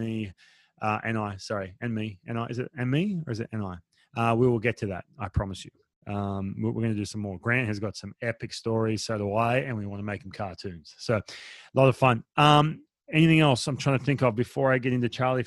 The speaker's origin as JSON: {"language": "English", "country": "Australia", "moved": "yes", "lives_now": "United States", "said": "I'm Australian"}